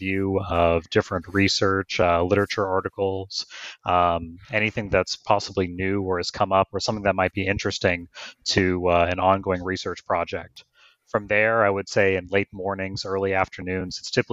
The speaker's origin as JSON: {"language": "English", "town": "Houston", "region": "Texas", "country": "United States", "tie": "born or raised there", "also_born_or_lived": "Sugar Land, Texas / St. Louis, Missouri", "moved": "as an adult", "said": "I'm a native Texan. I was born and raised in Houston, Texas, and Sugar Land just outside"}